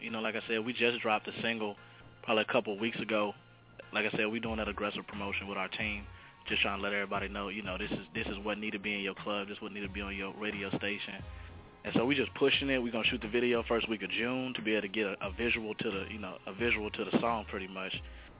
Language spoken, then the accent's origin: English; Germany; now in Dallas, United States; I'm originally from Germany, so I just came down to Dallas.